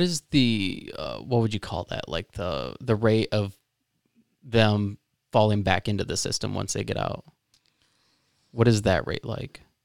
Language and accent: English; Florida, United States; now in Lansing, United States; I'm from Florida.